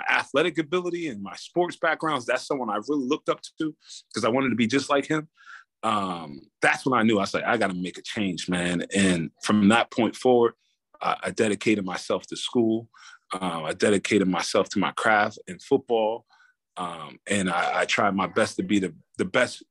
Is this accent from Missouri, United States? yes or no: no; Camden, New Jersey, United States; moved away as an adult; also born or lived in Iowa; Growing up in Camden, New Jersey, you know, back in the 90s